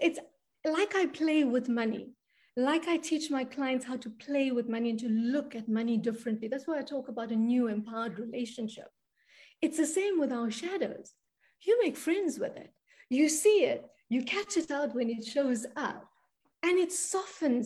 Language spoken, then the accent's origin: English; South Africa; I come from South Africa. I come from a crazy country down here